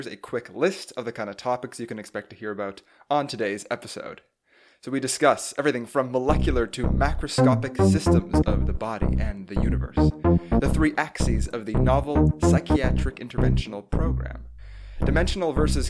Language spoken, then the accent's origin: English; Montreal, Quebec, Canada; my hometown of Montreal.